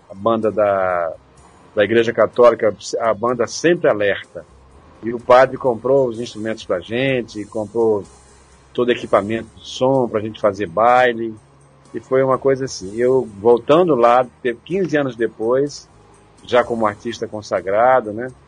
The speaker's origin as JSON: {"language": "Portuguese", "town": "Macau", "region": "Rio Grande do Norte", "country": "Brazil", "tie": "born there", "said": "Eu nasci, eu nasci no Rio Grande do Norte, na, numa cidade salineira chamada Macau fica a 170 quilômetros de Natal, da capital."}